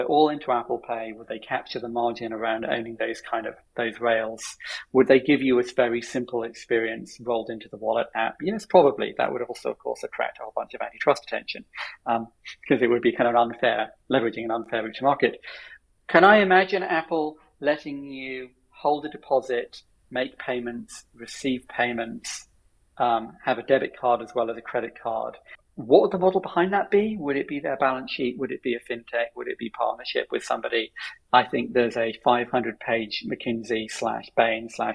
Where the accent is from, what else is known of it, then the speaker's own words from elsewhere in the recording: United Kingdom; as a British person